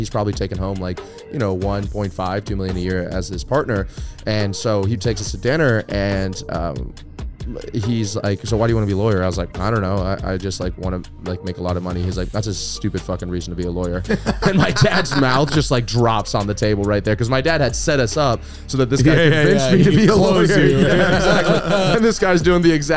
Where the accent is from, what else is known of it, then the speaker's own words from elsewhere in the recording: Destin, Florida, United States; also born or lived in Atlanta, Georgia; Destin, Florida, which is not my hometown, but where I grew up